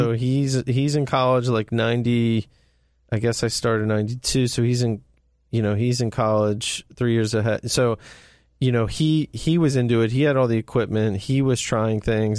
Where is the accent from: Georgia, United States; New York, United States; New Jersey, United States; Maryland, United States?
Maryland, United States; Ellicott City; I grew up, born and raised in Ellicott City